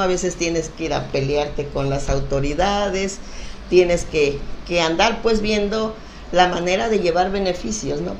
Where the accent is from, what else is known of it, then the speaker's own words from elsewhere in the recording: Pie de la Cuesta, Guerrero, Mexico; also born or lived in Acapulco; Yo nací en Acapulco, en el hospital de Acapulco, pero vivo desde siempre ahí en pie de la cuesta